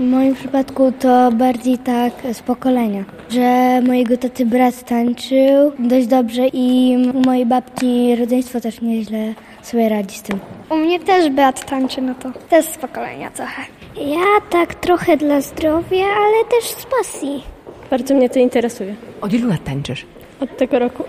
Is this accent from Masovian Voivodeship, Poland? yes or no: no; Jastków, Lublin Voivodeship, Poland; Ja jestem spod Lublina, dokładnie z miejscowości Jastków. Moi rodzice dowodzili mnie do Lublina